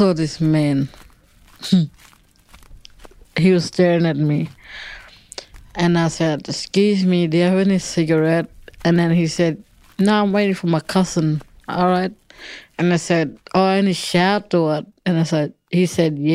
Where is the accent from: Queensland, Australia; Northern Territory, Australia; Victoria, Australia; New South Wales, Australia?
Northern Territory, Australia; Alice Springs; I'm from Alice Springs in the middle of Australia.